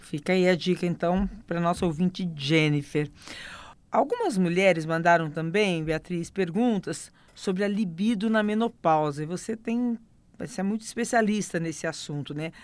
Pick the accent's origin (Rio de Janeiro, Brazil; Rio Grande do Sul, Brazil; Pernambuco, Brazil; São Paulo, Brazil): Pernambuco, Brazil; Recife; tenho 43 anos, sou da cidade do Recife, Pernambuco